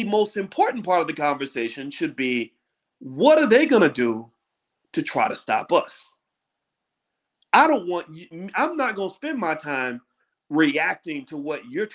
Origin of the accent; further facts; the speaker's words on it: Louisville, Kentucky, United States; when I was a little boy growing up in Louisville